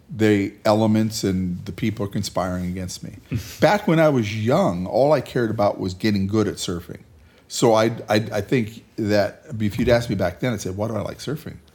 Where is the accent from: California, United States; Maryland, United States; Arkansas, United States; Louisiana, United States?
California, United States; Hacienda Heights; in Hacienda Heights, California.